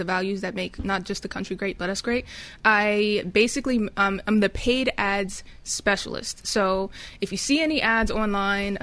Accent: Pasadena, California, United States; I grew up in Pasadena, California, the city of roses.

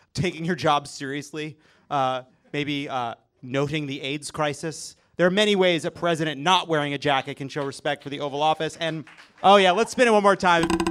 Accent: New York, United States; I'm a Jew from New York

